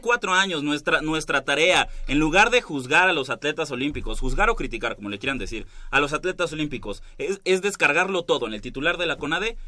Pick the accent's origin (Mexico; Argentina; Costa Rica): Mexico; como buen mexicano